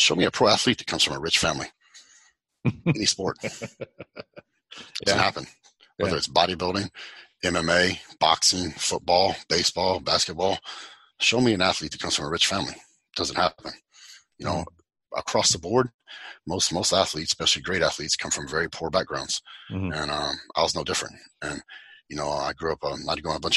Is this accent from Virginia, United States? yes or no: no; West Texas, United States; also born or lived in Fort Worth, Texas; I grew up in West Texas, right? And on a cattle ranch